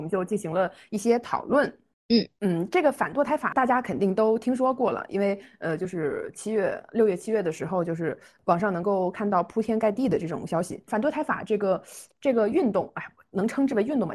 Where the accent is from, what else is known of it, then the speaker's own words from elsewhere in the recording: China; 我感觉我们中国人的观念